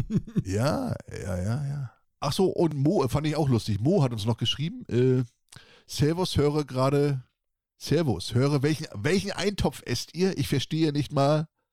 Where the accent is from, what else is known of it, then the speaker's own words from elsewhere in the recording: Northern Germany, Germany; bei uns im Norden heißt das okay. Wurke